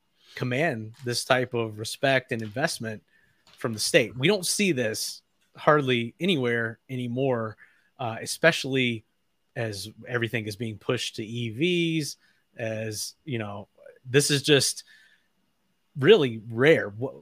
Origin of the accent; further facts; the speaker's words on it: North Carolina, United States; my home state here, shout out North Carolina